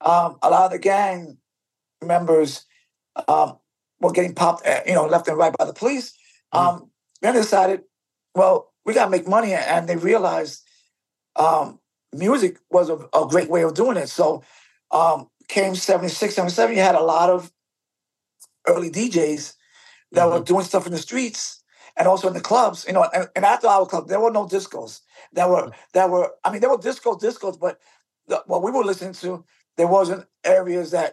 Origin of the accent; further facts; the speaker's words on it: New York City, New York, United States; Born and raised in the South Bronx.